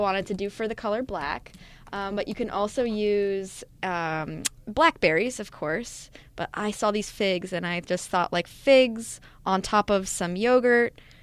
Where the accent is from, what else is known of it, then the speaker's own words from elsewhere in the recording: New Jersey, United States; I'm from Jersey